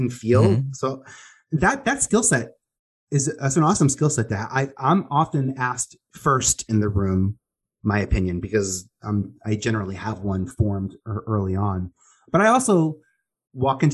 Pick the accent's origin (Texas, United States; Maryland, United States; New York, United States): New York, United States; New York City; I was a boy from Staten Island